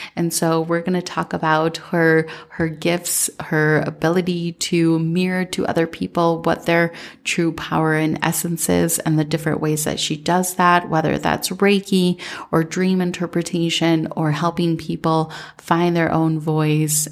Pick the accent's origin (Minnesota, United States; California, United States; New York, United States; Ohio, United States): Minnesota, United States; growing up in Minnesota